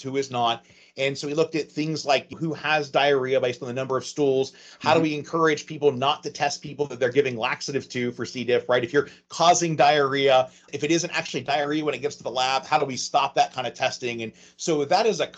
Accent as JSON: {"language": "English", "region": "Ohio", "country": "United States", "tie": "born or raised there", "also_born_or_lived": "Bethesda, Maryland / Portsmouth, Ohio", "moved": "as an adult", "said": "I grew up in Ohio"}